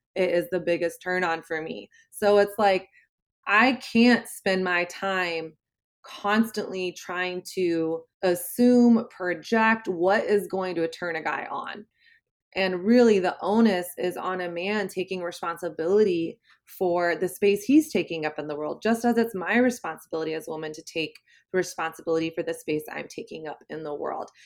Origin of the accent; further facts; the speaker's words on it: the South, Southern United States, United States; moved away as an adult; now in New York City, United States; I grew up in Southern Christian culture